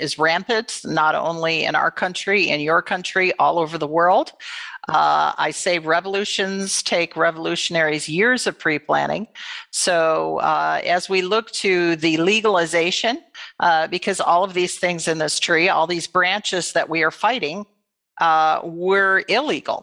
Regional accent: Michigan, United States; I was born and raised in Michigan

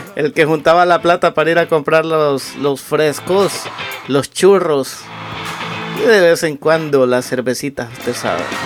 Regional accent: Las Lajas, Comayagua, Honduras; moved away; cuando yo estaba en mi país

